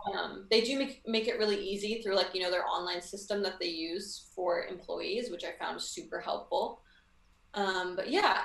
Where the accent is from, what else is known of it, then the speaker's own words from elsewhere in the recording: Vancouver, British Columbia, Canada; Vancouver, Canada.